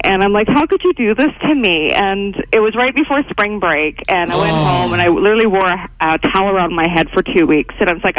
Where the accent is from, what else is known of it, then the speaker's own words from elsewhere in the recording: Edson, Alberta, Canada; I grew up in Edson